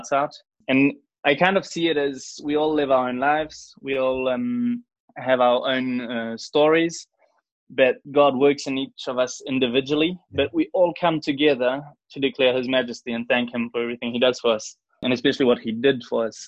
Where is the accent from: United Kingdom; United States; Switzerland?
Switzerland; Rolle, Vaud; I was born and brought up in Roll, which is in the direction of Geneva.